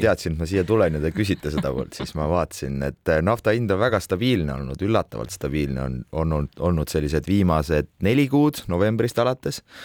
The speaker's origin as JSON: {"language": "Estonian", "town": "Tartu", "region": "Tartu County", "country": "Estonia", "said": "ma olen ise tartlane"}